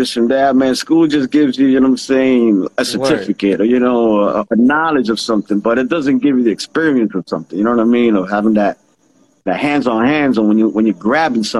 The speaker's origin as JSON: {"language": "English", "town": "Lynn", "region": "Massachusetts", "country": "United States", "moved": "as an adult", "lives_now": "Puerto Rico", "said": "we're from Lynn"}